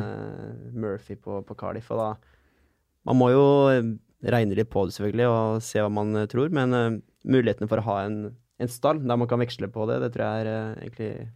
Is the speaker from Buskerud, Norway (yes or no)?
no; Sarpsborg, Østfold, Norway; hjemme i Sarp